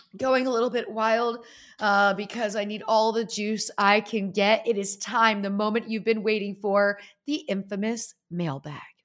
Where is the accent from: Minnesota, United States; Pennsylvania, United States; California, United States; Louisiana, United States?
Pennsylvania, United States; Easton; I grew up in Easton, Pennsylvania, home of Larry